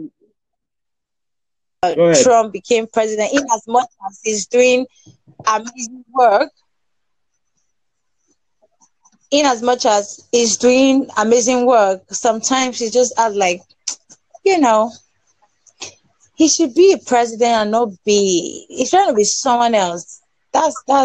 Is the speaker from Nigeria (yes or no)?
yes; Nigeria; From Nigeria.